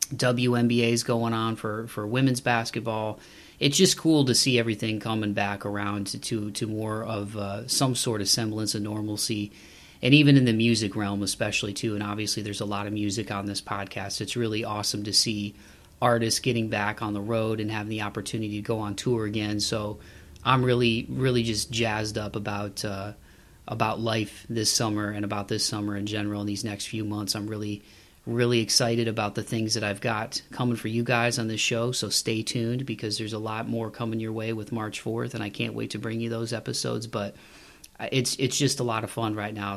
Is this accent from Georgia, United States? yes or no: no; Toledo, Ohio, United States; now in Nashville, United States; I'm just outside of Nashville now, but I grew up in Toledo, Ohio